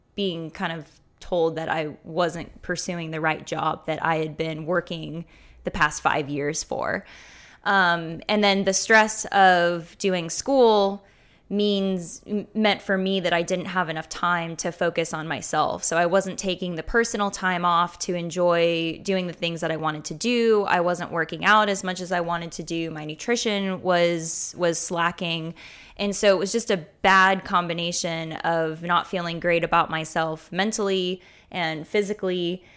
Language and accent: English; Fayetteville, Arkansas, United States; I grew up in Fayetteville, um, which is where the University of Arkansas is.